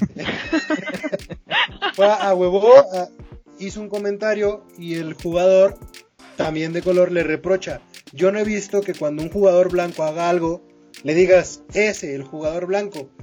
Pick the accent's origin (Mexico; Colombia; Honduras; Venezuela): Mexico; como mexicano